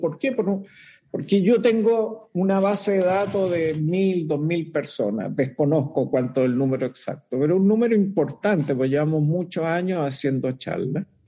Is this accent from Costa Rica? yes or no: no; Chile